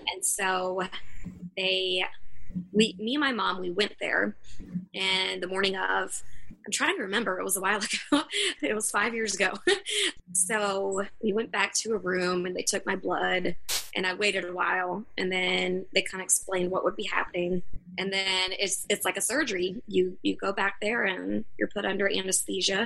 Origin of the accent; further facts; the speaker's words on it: the South, United States; I'm from the South